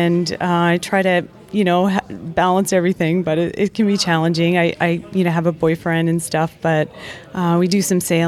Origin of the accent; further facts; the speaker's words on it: Calgary, Alberta, Canada; now in Seattle, United States; I'm from Seattle, Washington, originally from Calgary, Alberta